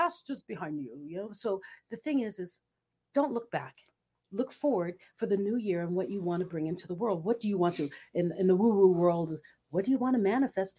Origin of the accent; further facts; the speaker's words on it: Philippines; moved away; Growing up in the Philippines, back in my teen years